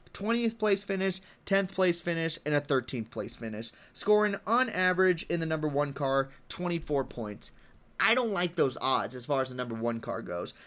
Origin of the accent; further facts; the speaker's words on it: United States; I'm from America.